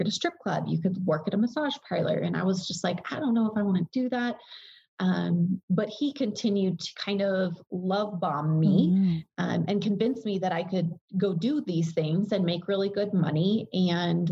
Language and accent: English; rural area an hour from Denver, Colorado, United States; moved away as an adult; I moved down to Denver in Colorado